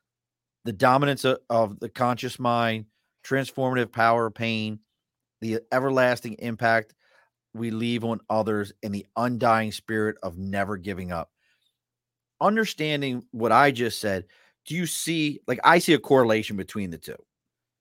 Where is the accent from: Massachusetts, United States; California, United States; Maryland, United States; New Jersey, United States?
Maryland, United States; Baltimore; I grew up in East Baltimore